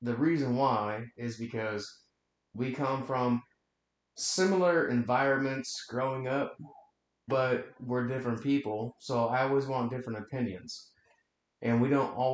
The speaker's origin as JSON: {"language": "English", "region": "Western Washington", "country": "United States", "said": "I'm from Western Washington. I'm an hour north of Seattle."}